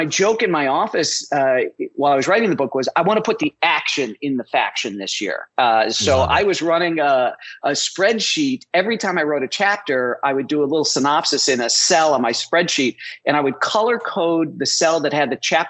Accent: Chicago, Illinois, United States; I grew up in Chicago

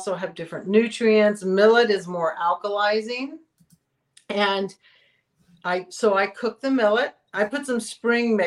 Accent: Texas, United States; moved away; I came from Texas

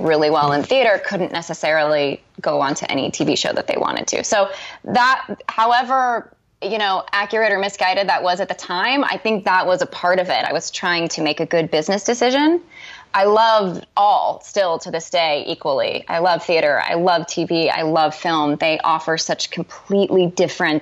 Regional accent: Phoenix, Arizona, United States; moved away as an adult; now in Los Angeles, United States; I grew up in Phoenix

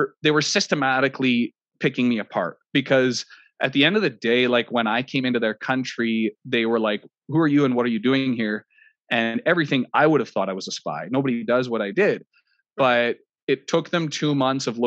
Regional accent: Canada; I'm Canadian

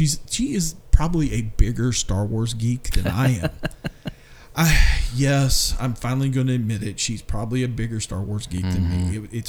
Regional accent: Kentucky, United States; moved away; I'm from Kentucky.

